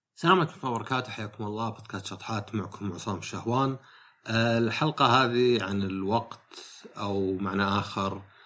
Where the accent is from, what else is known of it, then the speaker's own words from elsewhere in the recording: Najd, Saudi Arabia; عندنا في السعوديه